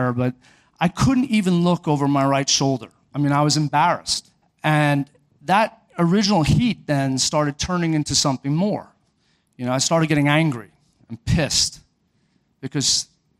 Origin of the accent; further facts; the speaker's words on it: Orlando, Florida, United States; I'm from Orlando